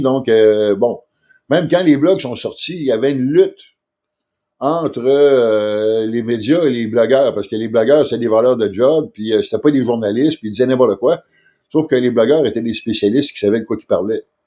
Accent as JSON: {"language": "French", "town": "Quebec City", "region": "Quebec", "country": "Canada", "said": "moi, je viens de Québec"}